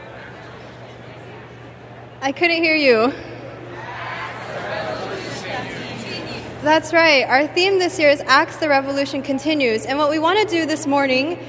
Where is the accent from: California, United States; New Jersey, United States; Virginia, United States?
California, United States; I'm from California